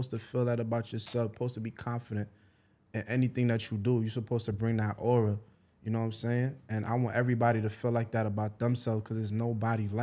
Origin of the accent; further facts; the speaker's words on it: New York City, New York, United States; I'm from the Ville